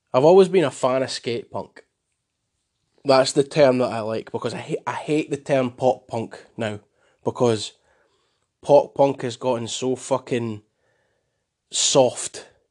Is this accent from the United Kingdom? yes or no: yes; Scotland, United Kingdom; I'm proud to be Scottish.